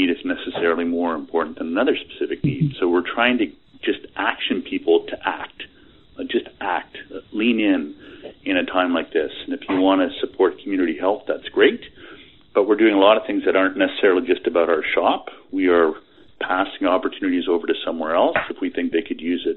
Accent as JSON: {"language": "English", "country": "Canada", "said": "I'm a Canadian, so I am universally polite"}